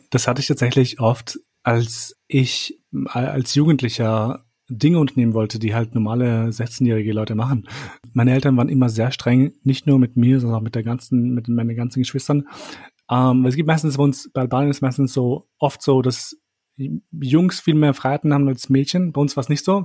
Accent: Kosovo; moved away; wo ich aufgewachsen bin in Kosovo

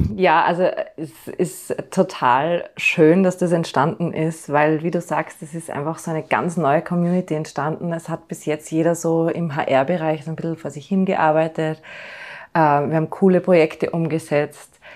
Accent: Austria; bei uns in Österreich

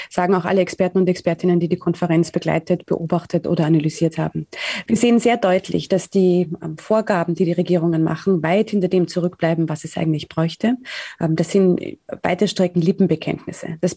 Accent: Austria; born there; einfach weil wir da geboren sind in Österreich

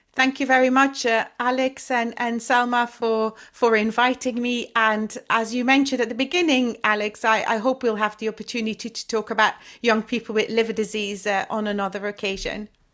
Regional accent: Flemish-speaking part of Belgium, Flanders, Belgium; moved away as an adult; also born or lived in Leuven, Belgium / Brussels, Belgium; now in London, United Kingdom; I'm from the Flemish speaking part of, of Belgium

